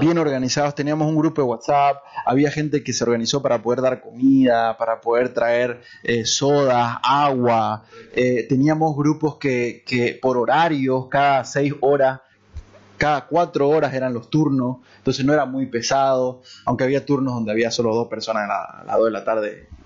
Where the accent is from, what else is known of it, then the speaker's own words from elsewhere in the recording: Bolivia; also born or lived in Santa Cruz; recordar nuestras, nuestras raíces, nuestra esencia, eh, como, como bolivianos